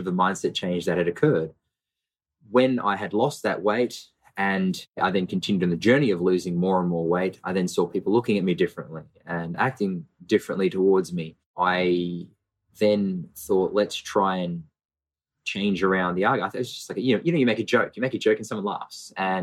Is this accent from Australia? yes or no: yes; Brisbane, Queensland, Australia; born or raised there; also born or lived in Melbourne